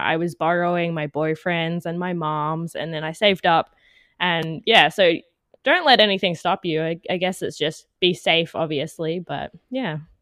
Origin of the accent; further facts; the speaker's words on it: Canberra, Australian Capital Territory, Australia; now in Melbourne, Australia; I'm from Australia, originally from Canberra, the capital, but I've since moved down to Melbourne